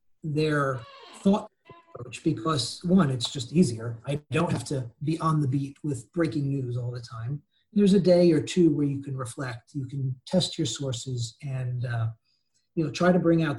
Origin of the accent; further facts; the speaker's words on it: United States; moved away as an adult; also born or lived in Cairo, Egypt / Tunisia / Jordan / Mauritania; now in Beirut, Lebanon; as an American